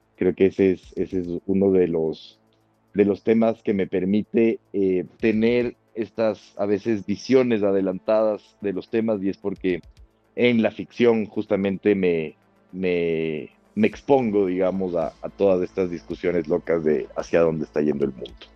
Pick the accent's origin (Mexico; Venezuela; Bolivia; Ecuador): Ecuador; Quito, Pichincha; also born or lived in Madrid, Spain; nací en Quito eh, en 1988